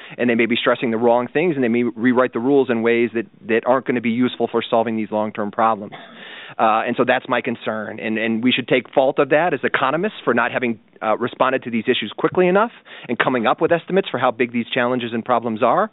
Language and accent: English; United States; I'm an American